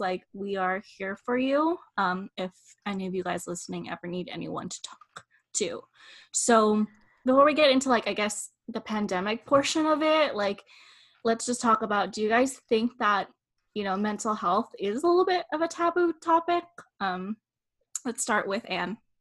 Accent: Philippines; we are Filipino and in Eastern culture

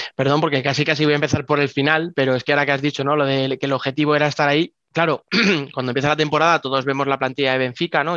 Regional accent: Spain; como españoles

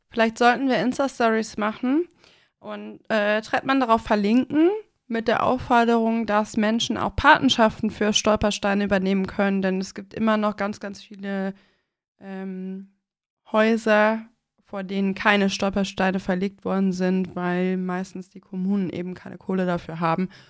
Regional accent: Mönchengladbach, North Rhine-Westphalia, Germany; meiner Heimatstadt, ähm, Mönchengladbach

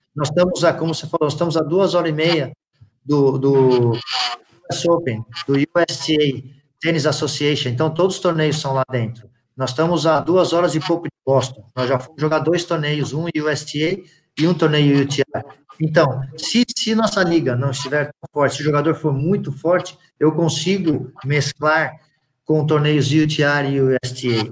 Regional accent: São Paulo, Brazil; moved away as an adult; now in United States; eu sou de São Paulo

